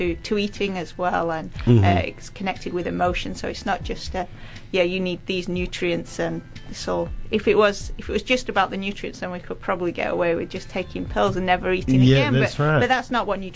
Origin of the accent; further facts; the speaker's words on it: United Kingdom; now in New Zealand; As a Brit, I probably I didn't grow up with the food pyramid of New Zealand